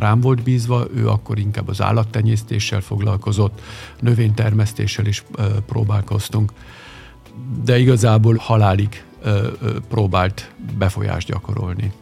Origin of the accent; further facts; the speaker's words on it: Vienna, Austria; also born or lived in Budapest, Hungary; Én Bécsben nőttem föl.